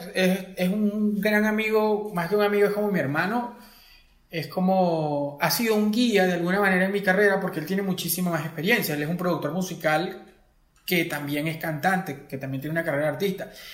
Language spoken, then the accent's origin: Spanish; Acarigua, Portuguesa, Venezuela; moved away as an adult; now in Caracas, Venezuela; Yo soy de Acarigua, de la ciudad de Acarigua portuguesa